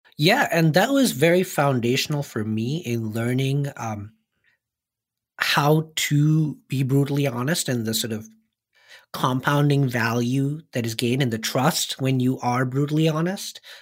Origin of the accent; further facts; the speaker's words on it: India; moved away as an adult; I grew up in India